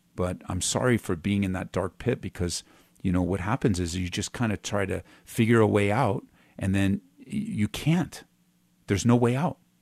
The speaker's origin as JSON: {"language": "English", "region": "Southern California", "country": "United States", "tie": "born or raised there", "moved": "as an adult", "lives_now": "Colorado, United States", "said": "I was born and raised in Southern California"}